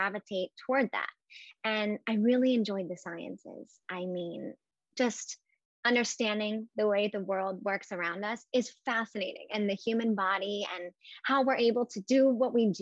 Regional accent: near Atlantic City, New Jersey, United States; growing up near Atlantic City

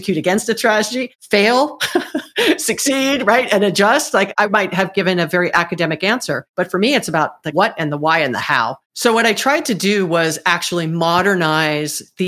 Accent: Hawaii, United States; moved away as an adult; also born or lived in Southern California; I'm from Hawaii. I was born and raised in Hawaii, actually

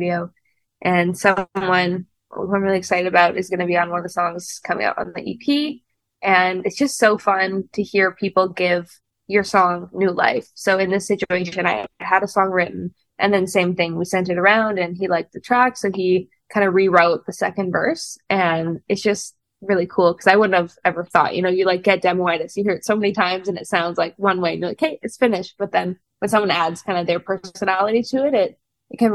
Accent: Winnipeg, Manitoba, Canada; moved away as an adult; now in Los Angeles, United States; I'm from Winnipeg in Canada

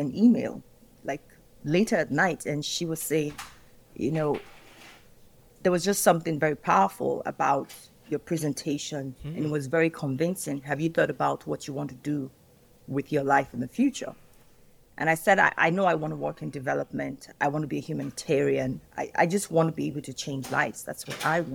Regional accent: Nigeria; Nigeria, my home country.

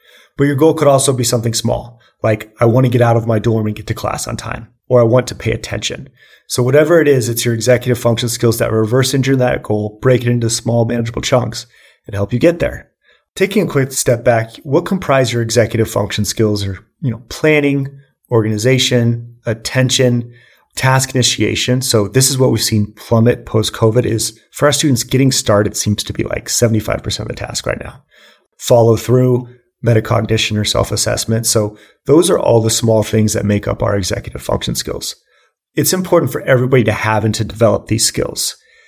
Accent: Boulder, Colorado, United States; So I grew up in Boulder, Colorado, and I was actually diagnosed with ADHD, hyperactive ADHD, at the age of 5 years old.

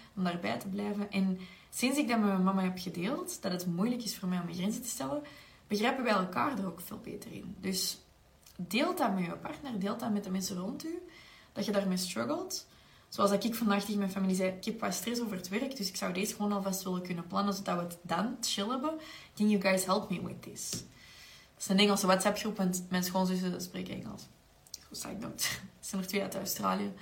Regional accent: Belgium; zeker als Belgen

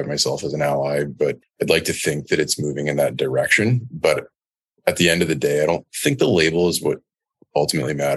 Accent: Canada; growing up in Canada and going to public schools in Canada

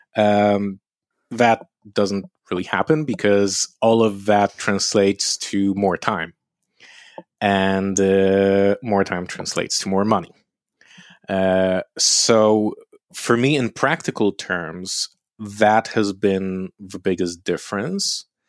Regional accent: Lublin, Lublin Voivodeship, Poland; moved away; also born or lived in London; my hometown, Lublin, is a university city

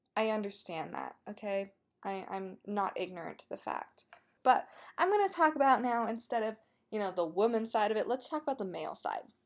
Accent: Colorado, United States; I am from Colorado

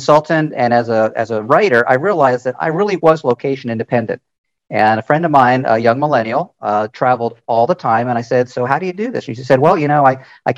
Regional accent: United States; I'm 68 years old, born in the United States, and my mother was Hungarian

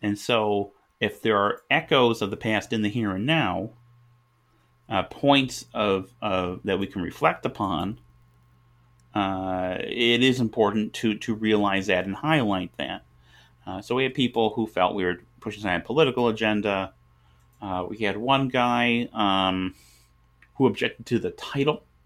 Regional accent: United States; I live in America. I'm, I'm an American.

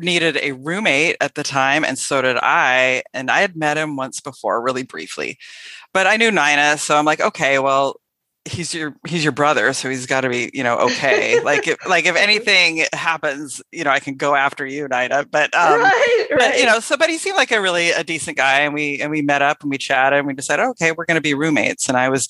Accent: Tigard, Oregon, United States; also born or lived in La Grande, Oregon / Beaverton, Oregon; I was raised in the Portland area, Portland, Oregon, actually a suburb called Tigard, and grew up there

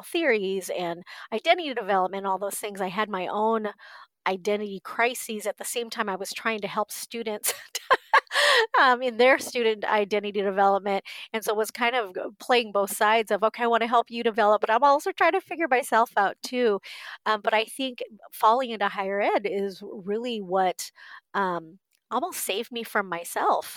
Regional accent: Southern California, United States; moved away as an adult; also born or lived in Korea; now in Midwest, United States; grew up in Southern California. I lived in California my entire life, was raised in a white family

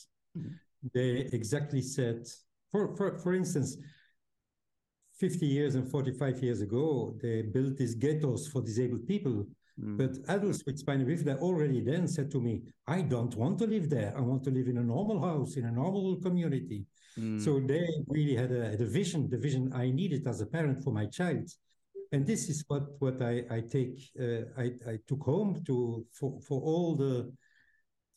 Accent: Belgium; home is Belgium, in Europe

